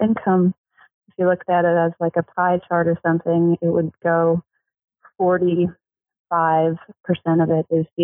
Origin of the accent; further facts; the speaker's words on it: Minneapolis–Saint Paul, Minnesota, United States; moved away as an adult; I am originally from the Twin Cities up in Minnesota